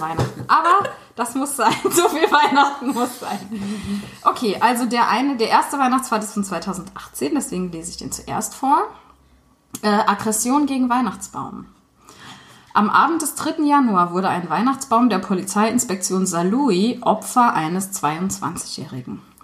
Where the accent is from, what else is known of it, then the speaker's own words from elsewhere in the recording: St. Wendel, Saarland, Germany; moved away; in St. Wendel, meiner alten Heimat